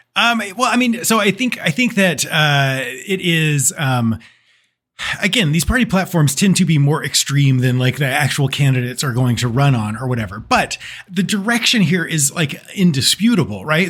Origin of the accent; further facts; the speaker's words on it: Texas, United States; I'm from Texas